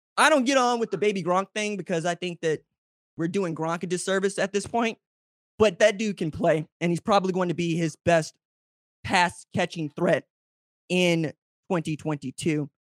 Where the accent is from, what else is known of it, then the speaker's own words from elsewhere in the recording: Oklahoma, United States; I'm from Oklahoma.